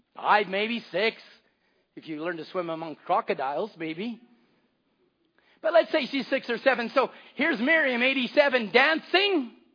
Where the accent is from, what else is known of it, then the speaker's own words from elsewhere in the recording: Canada; I live in Canada.